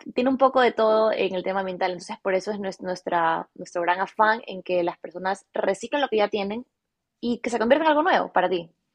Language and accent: Spanish; Guayaquil, Guayas, Ecuador; nací en Guayaquil, en Ecuador, toda mi vida he vivido en Ecuador